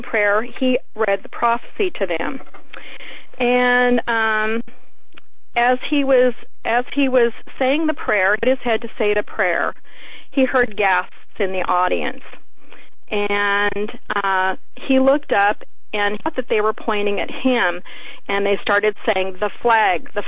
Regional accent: Alaska, United States; I'm from Alaska, so I'm outspoken like Sarah Palin

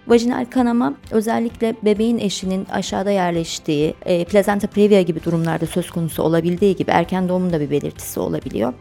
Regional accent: Trabzon, Turkey; moved away as an adult; also born or lived in Erzurum / Bafra; now in Samsun, Turkey; 1982 Trabzon doğumluyum. Eğitimimin büyük bir kısmını Trabzon'da tamamladım.

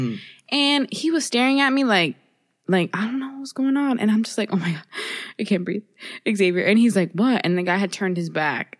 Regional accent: Miami, Florida, United States; where I grew up in Miami, it's very, everyone's Cuban. I'm Cuban.

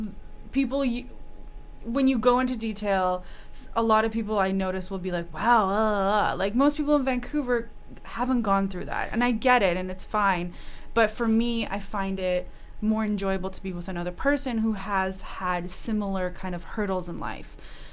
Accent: Russia; English is a second language; now in Canada; I'm from Russia.

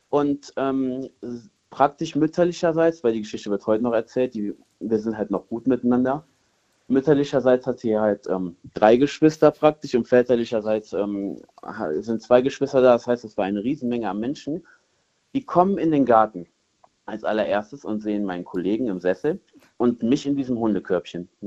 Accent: Cologne, North Rhine-Westphalia, Germany; ich komme aus Hohlweide, also Köln-Hohlweide.

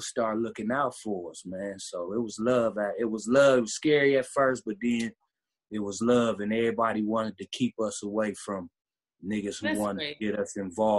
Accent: Cleveland, Ohio, United States; I'm a rapper. I'm from Cleveland, dog.

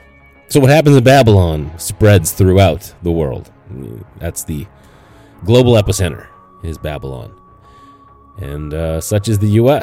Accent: Canada; moved away as an adult; now in United States; I grew up in Canada for, you know, 20 years before I left for the States. 19, I left.

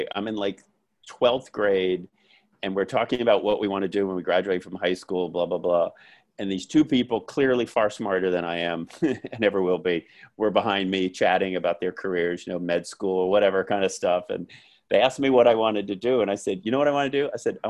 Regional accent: Florida, United States; also born or lived in Hawaii / California; So that's why I say grew up in Florida, born there, but like high school years, more f

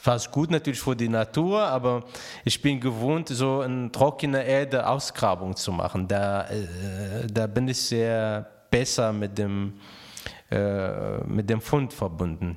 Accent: Raqqa, Raqqa Governorate, Syria; German is a second language; moved away as an adult; also born or lived in Alexandria, Egypt; now in Cologne, Germany; ich bin in Raqqa geboren, also Raqqa liegt am, äh, Euphrat direkt

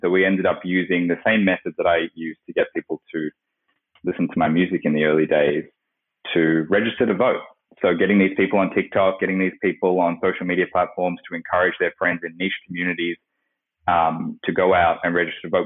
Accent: Australia; I grew up in Australia, where I am at the moment

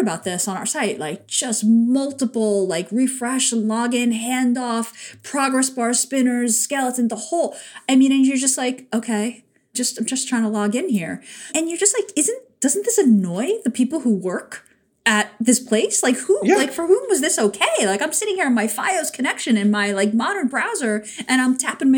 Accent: New York, United States; a New Yorker

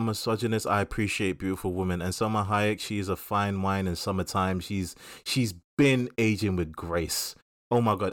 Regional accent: London, United Kingdom; we grew up in Southeast London

